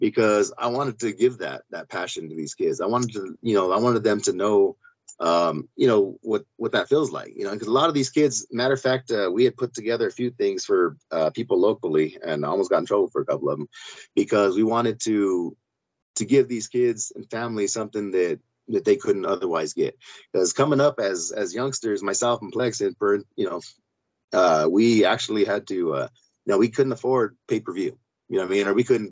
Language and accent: English; Bellflower, California, United States; now in Pueblo, United States; We're from California. I'm from Bellflower myself, Los Angeles County